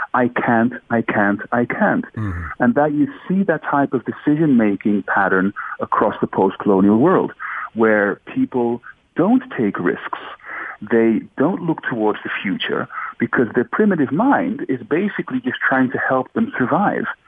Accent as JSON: {"language": "English", "country": "Australia", "tie": "born or raised there", "also_born_or_lived": "Netherlands / Suriname", "moved": "as an adult", "said": "I was born in Holland, raised in Australia."}